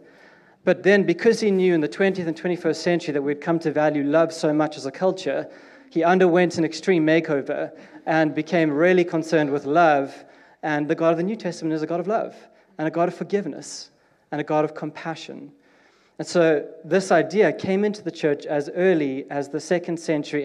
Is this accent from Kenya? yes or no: no; South Africa; now in United Kingdom; I'm South African, and we are different